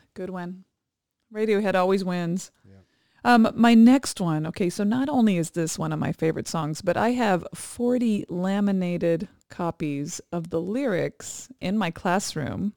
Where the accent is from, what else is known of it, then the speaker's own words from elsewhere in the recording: Hawaii, United States; moved away; my hometown, my where both our children were born